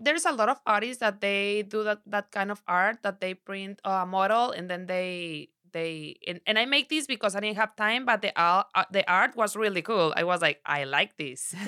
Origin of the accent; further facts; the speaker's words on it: Sinaloa, Mexico; English is a second language; also born or lived in Torreón, Coahuila; I'm from Sinaloa. I born in Torreón, Coahuila, but since I was, uh, six months o, six months, my, my mom and my dad take me to Sinaloa. So, I've been there forever.